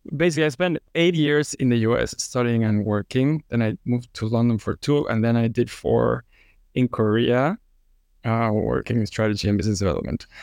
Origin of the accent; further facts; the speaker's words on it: Mexico City, Mexico; now in Houston, United States; I'm from Mexico City. And now I live in Houston.